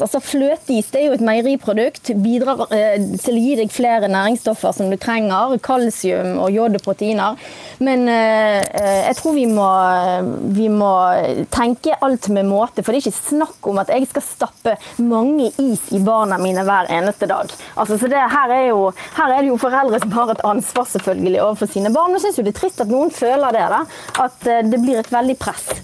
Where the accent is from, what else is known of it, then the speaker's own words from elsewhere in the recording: Bergen, Vestland, Norway; nå er jeg fra Bergen.